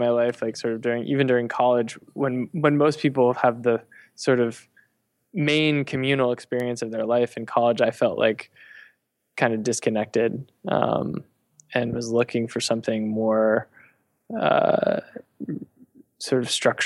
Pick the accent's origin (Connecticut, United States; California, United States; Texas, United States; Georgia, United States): Connecticut, United States; moved away; I grew up in Connecticut, which is sort of a suburban area near New York